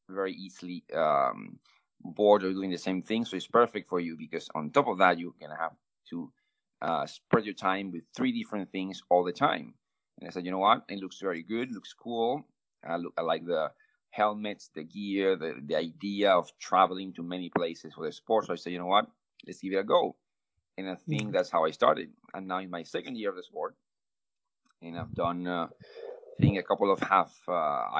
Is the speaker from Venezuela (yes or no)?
yes; Venezuela; English is a second language; I'm from Venezuela